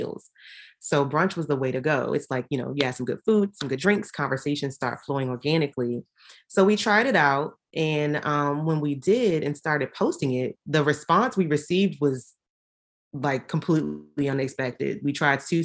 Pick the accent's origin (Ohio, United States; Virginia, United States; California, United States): Virginia, United States; Richmond; we are both from Richmond, Virginia